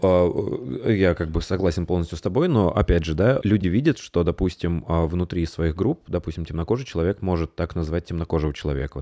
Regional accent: Tambov, Tambov Oblast, Russia; moved away; я родился в Тамбове

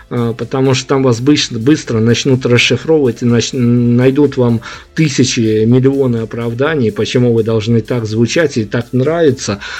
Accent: Belarus; Понятно, что мы партизанили, мы же как белорусы, мы должны партизанить

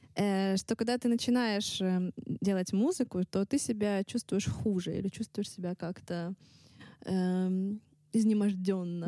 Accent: Russia; accent: Russian accent (in English); мой русский акцент

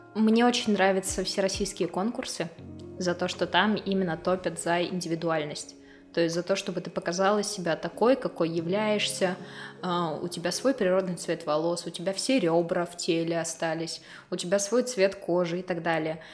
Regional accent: Izhevsk, Udmurtia, Russia; Родилась в Ижевске, в самой обычной семье

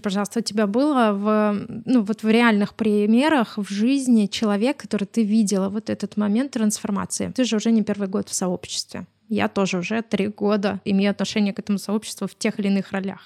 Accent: Smolensk, Smolensk Oblast, Russia; мы сами из Смоленска

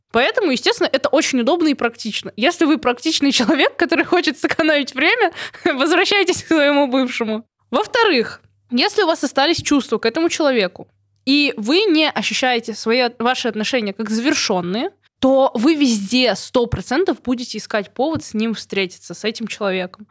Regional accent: Belarus; я тоже из Беларуси

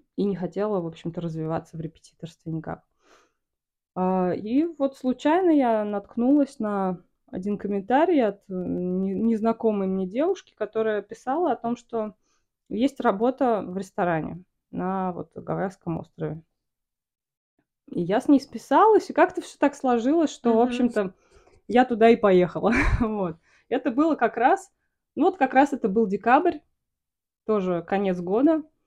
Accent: Samara, Samara Oblast, Russia; moved away as an adult; also born or lived in Kauai, Hawaii; я из Самары

